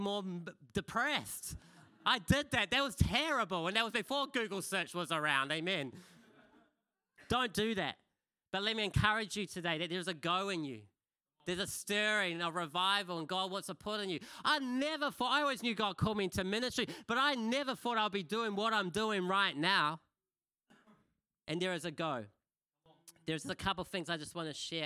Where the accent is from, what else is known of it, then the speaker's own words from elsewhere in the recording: Kapiti Coast, Wellington, New Zealand; the church I was brought up in on the Kapiti Coast